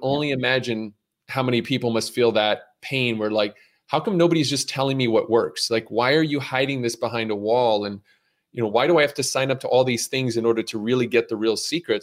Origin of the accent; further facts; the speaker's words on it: Montreal, Quebec, Canada; moved away as an adult; also born or lived in Brooklyn, New York; now in United States; growing up in Montreal, where I was born and raised